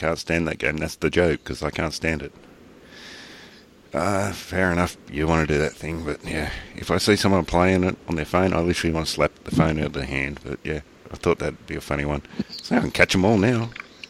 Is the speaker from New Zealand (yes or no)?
no; Australia; Because I'm Australian